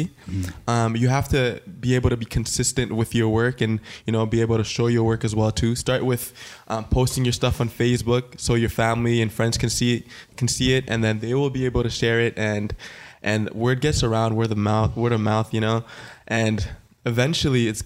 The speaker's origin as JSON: {"language": "English", "town": "Ottawa", "region": "Ontario", "country": "Canada", "said": "I am a photographer from Ottawa"}